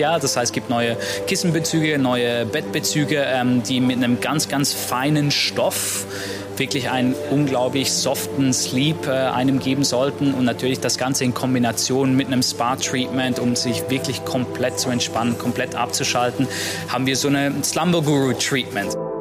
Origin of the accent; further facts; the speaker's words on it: Switzerland; now in Maldives; gebürtiger Schweizer